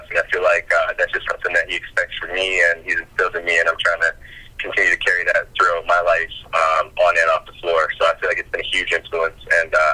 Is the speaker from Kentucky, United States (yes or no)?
yes; Kentucky, United States; I'm from Kentucky